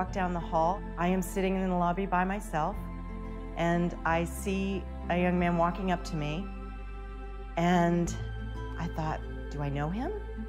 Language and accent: English; Lexington, Kentucky, United States; moved away as an adult; also born or lived in Ohio; Lexington, my hometown